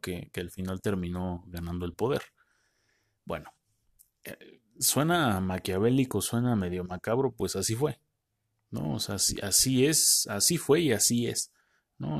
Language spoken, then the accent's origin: Spanish; Mexico; nosotros así somos los mexicanos